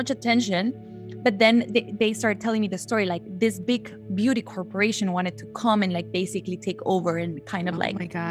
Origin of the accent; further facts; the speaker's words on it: Guatemala; moved away as an adult; I'm from Guatemala originally. I've been living here already almost 8 years.